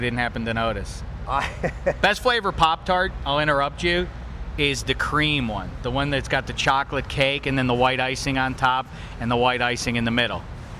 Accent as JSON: {"language": "English", "town": "Pittsburgh", "region": "Pennsylvania", "country": "United States", "tie": "born or raised there", "said": "I grew up, I may have mentioned once or twice, I'm from Pittsburgh, PA."}